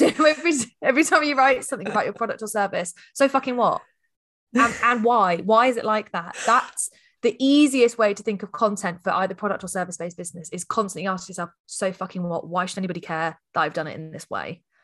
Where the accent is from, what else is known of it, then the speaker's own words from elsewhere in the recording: Hampshire, South East England, United Kingdom; I hail from the Shire, which I'm sure anyone that lives in any of the shires calls it the Shire. So Hampshire is where I'm current, coming to you from today